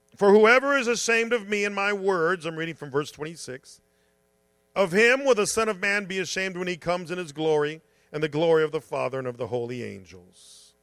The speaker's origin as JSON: {"language": "English", "country": "United States", "said": "I'm a Christian and I'm an American."}